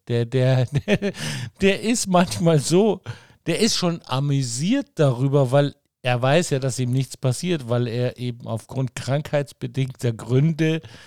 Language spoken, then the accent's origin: German; Munich, Bavaria, Germany; für mich so ein Begriff als Münchner